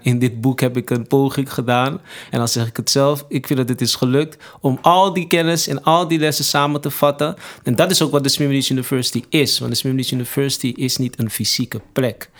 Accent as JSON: {"language": "Dutch", "town": "Amsterdam", "region": "North Holland", "country": "Netherlands", "tie": "born or raised there", "said": "ben opgegroeid in Amsterdam Zuidoost"}